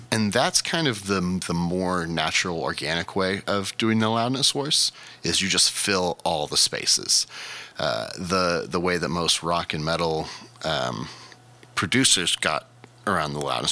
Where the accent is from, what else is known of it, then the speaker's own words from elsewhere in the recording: United States; as a American